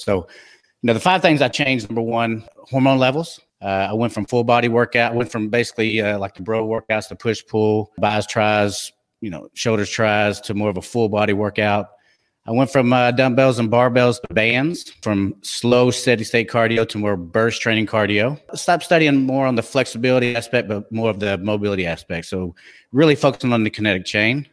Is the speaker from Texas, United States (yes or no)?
yes; Texas, United States; accent: twang; I'm from Texas